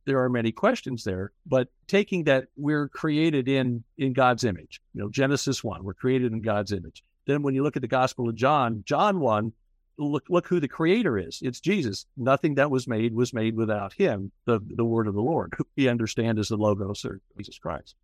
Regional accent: Kokomo, Indiana, United States; also born or lived in Fishers, Indiana; I was an Episcopal altar boy as a kid in my hometown of Kokomo, Indiana

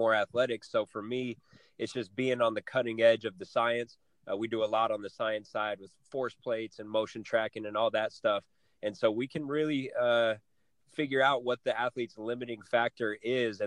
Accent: Flagstaff, Arizona, United States; moved away; Northern Arizona, back to my hometown

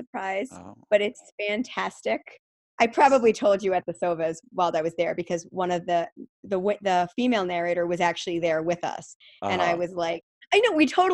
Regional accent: New York, United States; accent: New York; moved away; my New York just popped out on that one, it actually sounded like I was from New York again

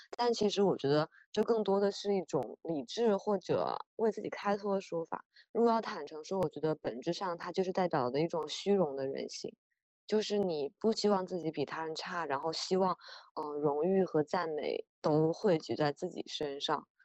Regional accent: Wuhan, Hubei, China; 我本身是一个武汉人，然后在疫情爆发的时候，我正好就是在武汉，然后整个人被隔离了非常长时间

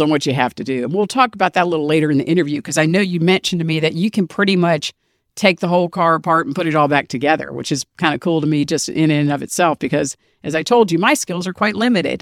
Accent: Washington, District of Columbia, United States; I'm from D C, born and raised

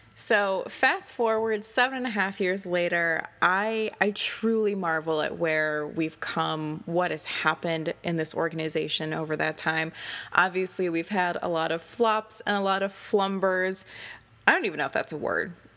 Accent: Door County, Wisconsin, United States; my hometown title, which was Miss Door County twenty twelve

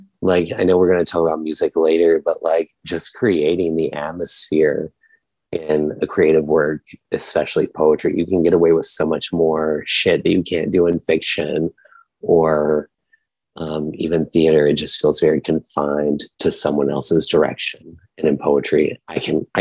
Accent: Virginia, United States; when I was growing up in Virginia in like a small town of like 1,000 people

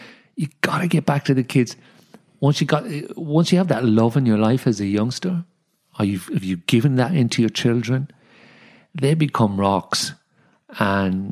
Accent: Dublin, Leinster, Ireland; also born or lived in London / Sydney; now in Wollongong, Australia; I was born in Dublin, 5 years in London, then came back to Ireland with an English accent into the Irish schooling system

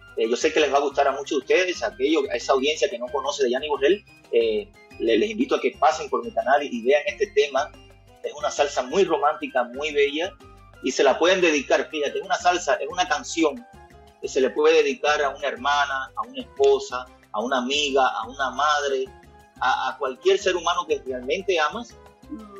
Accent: Cuba; now in Toronto, Canada; yo nací en Cuba, como bien dices, I was born in Cuba. Um, toda mi niñez, all my childhood, was uh, around a uh, musician

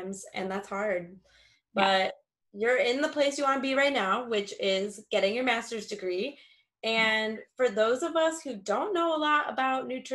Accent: Illinois, United States; I grew up in Illinois

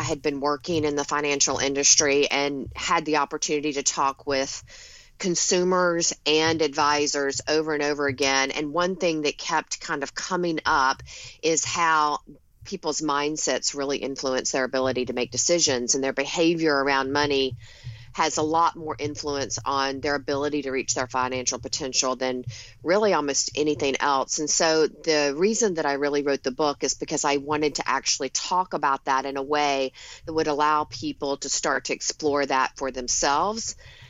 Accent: the South, United States; now in Long Island, United States; Well, a little bit about me. I grew up in the South. I live in Long Island in New York now, but go back to the South often.

